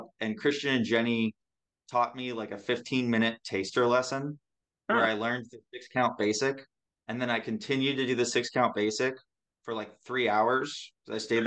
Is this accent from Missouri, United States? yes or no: yes; St. Louis, Missouri, United States; I am from St. Louis, which is a pretty cool city